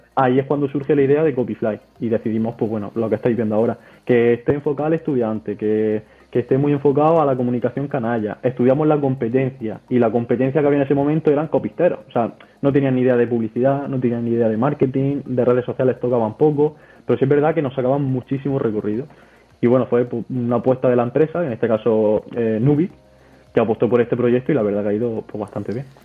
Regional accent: Almería, Andalusia, Spain; tengo 24 años y soy de Almería.

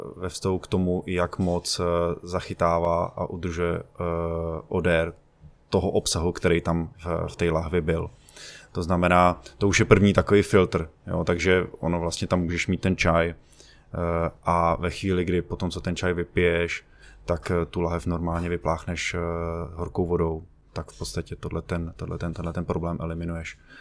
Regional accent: Bohemia, Czechia; tady u nás v Čechách

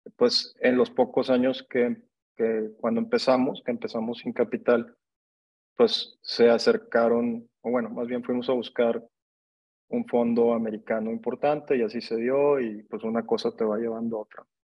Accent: Monterrey, Nuevo León, Mexico; yo soy regio, yo nací en Monterrey

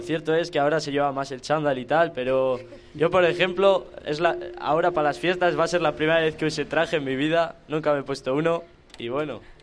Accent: Arroyo de la Encomienda, Castile and León, Spain; representando a mi pueblo

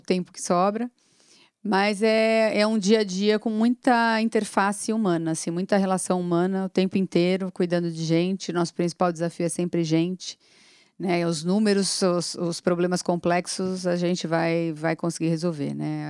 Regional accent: São Paulo, Brazil; eu tenho 42 anos, sou paulistana

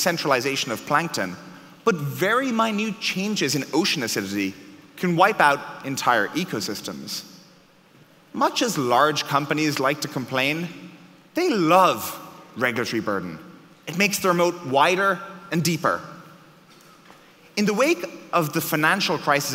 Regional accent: Ireland; I was born in Ireland

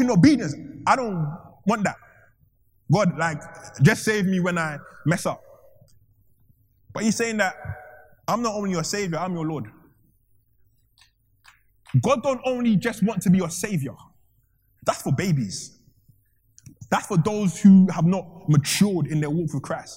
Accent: Ghana; I'm from Ghana

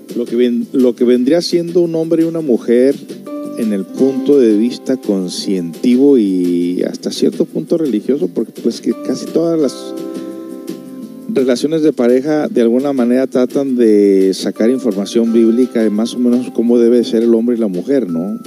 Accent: United States; viniendo de una familia de padres mexicanos, aunque soy por allá de Estados Unidos

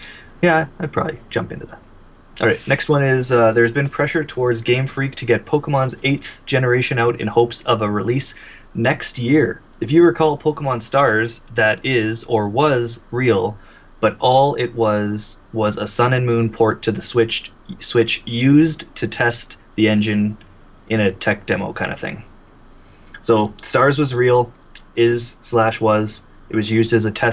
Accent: Canada; I'm Canadian

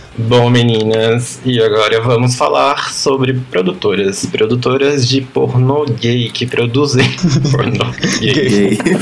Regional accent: Piracicaba, São Paulo, Brazil; Eu cresci em Piracicaba, interior de São Paulo, uma cidade mais ou menos grande

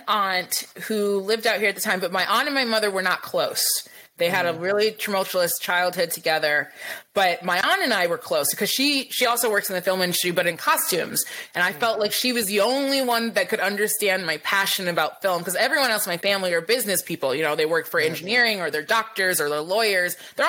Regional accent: Lansing, Michigan, United States; also born or lived in New York; now in California, United States; So I was raised in Lansing. I was born in New York. My sister was born in LA. My mom's an immigrant from Belize. And she settled in Lansing

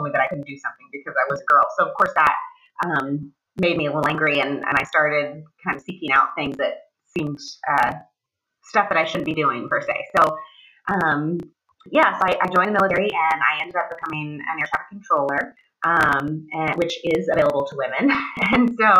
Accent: Ohio, United States; moved away as an adult; I am originally from Ohio. I grew up in a relatively small town, and I lived there until I joined the military when I was 18

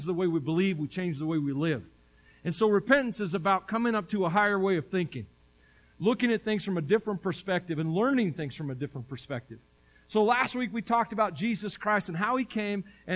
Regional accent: the South, United States; I grew up in the South

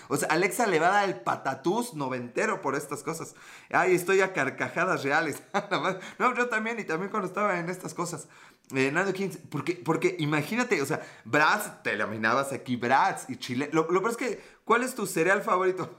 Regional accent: Puebla, Mexico; Puebla, México

